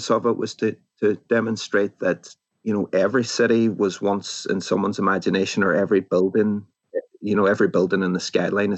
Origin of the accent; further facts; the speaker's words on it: Derry, Northern Ireland, United Kingdom; moved away; the city that I grew up in, which is Derry.